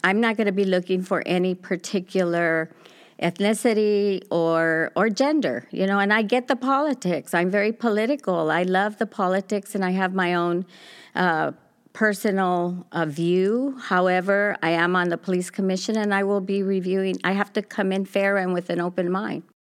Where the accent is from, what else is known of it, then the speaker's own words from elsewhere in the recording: Los Angeles, California, United States; also born or lived in Pico Union; I grew up in South L A, so I've lived everywhere